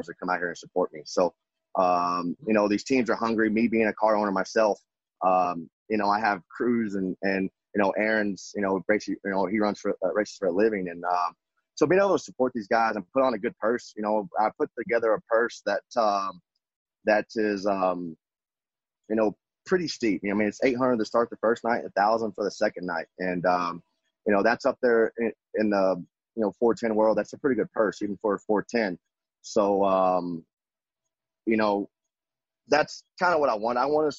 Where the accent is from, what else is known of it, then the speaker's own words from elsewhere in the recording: West Texas, United States; growing up in West Texas